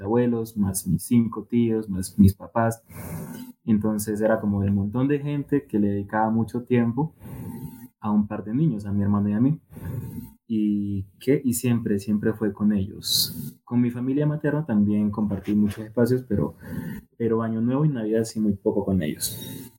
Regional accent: Tumaco, Nariño, Colombia; yo soy de Tomaco Mariño, mm, pues es una región costera

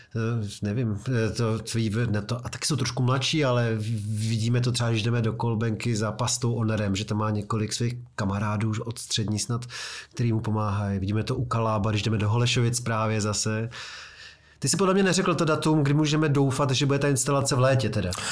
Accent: Prague, Czechia; který jsem z Vysočan a denně jezdím přes Karlín do centra

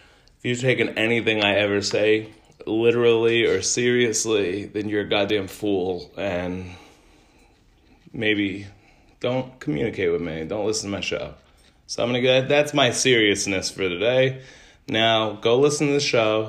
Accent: United States; as an American

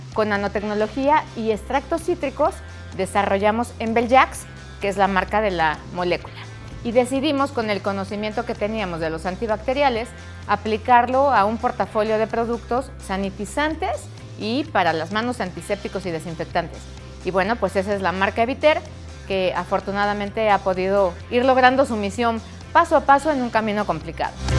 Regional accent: Mexico; como mexicanos nos importa mucho más apoyar a México

